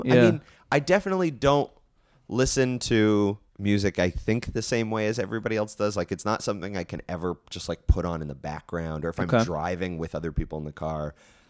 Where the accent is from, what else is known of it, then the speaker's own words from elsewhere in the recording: Hamilton, Ontario, Canada; I'm from Hamilton, I love Hamilton